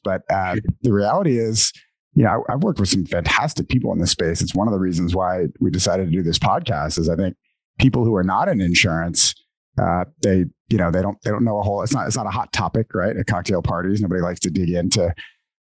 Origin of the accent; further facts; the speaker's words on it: New Orleans, Louisiana, United States; I grew up in New Orleans